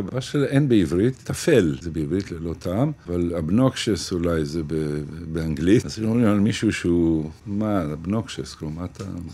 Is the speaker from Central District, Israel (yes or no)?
no; Ashdod, Southern District, Israel; now in Sderot, Israel; אני אשדודי שגר בשדרות